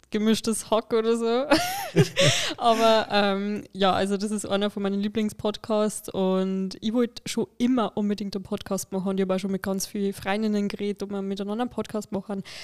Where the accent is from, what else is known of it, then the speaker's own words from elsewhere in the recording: Lower Bavaria, Germany; Ich bin nämlich aus Niederbayern